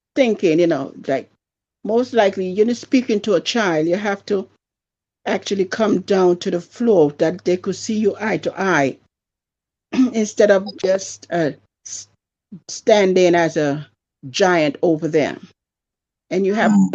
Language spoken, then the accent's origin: English; Antigua & Barbuda; also born or lived in San Francisco; now in Buffalo, United States; me growing up in my country, Antigua. Don't know if you've ever heard of that, but that's in the West Indies. I was mostly raised by my grandparents